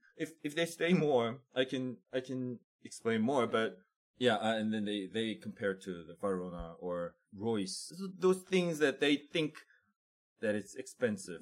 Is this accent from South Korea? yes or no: yes; South Korea; I was born and raised in Korea for like twenty, more than twenty years